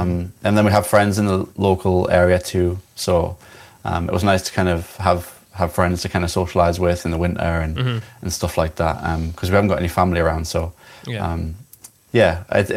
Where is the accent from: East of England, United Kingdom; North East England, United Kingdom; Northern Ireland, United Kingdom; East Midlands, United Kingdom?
North East England, United Kingdom; Newcastle upon Tyne; moved away as an adult; now in Isle of Skye, United Kingdom; And I'm not originally from here. I'm from Newcastle in England.